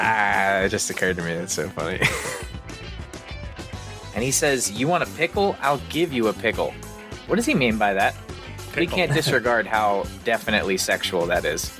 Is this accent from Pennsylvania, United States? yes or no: yes; Pennsylvania, United States